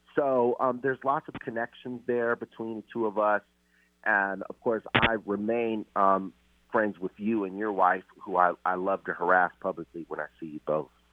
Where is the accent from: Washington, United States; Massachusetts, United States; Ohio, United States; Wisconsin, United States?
Washington, United States; Seattle; also born or lived in Louisiana / North Carolina / Boston / Austin, Texas; I'm originally from Seattle